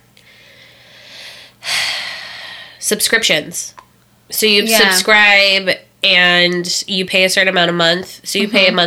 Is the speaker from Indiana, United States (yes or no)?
yes; Indiana, United States; I'm from Indiana.